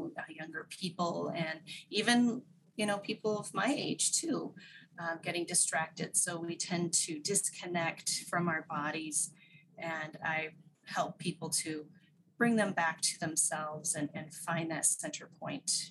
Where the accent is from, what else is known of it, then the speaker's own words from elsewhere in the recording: Whidbey Island, Washington, United States; moved away as an adult; also born or lived in Japan; I grew up Whidbey Island in the Puget Sound area of Washington State in the U.S.